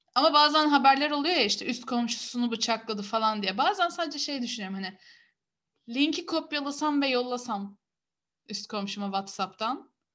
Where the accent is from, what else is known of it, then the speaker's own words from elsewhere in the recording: Istanbul, Turkey; Herkes kendi memleketinden gazete getirsin, yerel gazeteleri anlatsın diye ben de Kadıköy gazetesi götürdüm